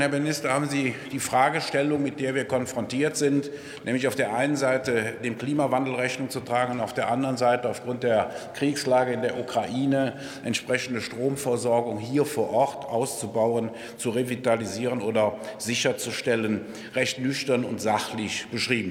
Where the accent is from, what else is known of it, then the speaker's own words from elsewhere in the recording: Rhineland, Germany; Mir als Rheinländer würde an einem 11.11. .11. nachmittags um diese Zeit eigentlich der Sinn lieber nach Frohsinn, Freude und Geselligkeit stehen